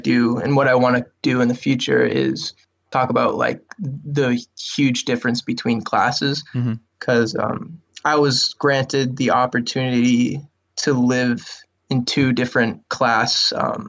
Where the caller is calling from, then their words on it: Worcester, Massachusetts, United States; Worcester, Massachusetts.